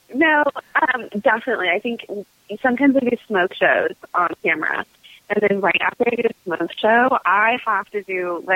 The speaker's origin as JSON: {"language": "English", "region": "Southern California", "country": "United States", "tie": "born or raised there", "said": "I grew up in Southern California"}